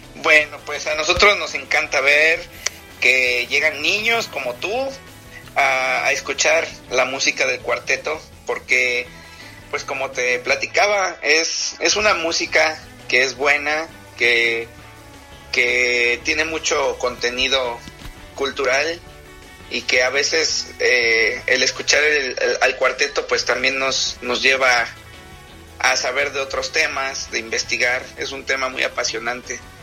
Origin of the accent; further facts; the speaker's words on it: Mexico; nuestro país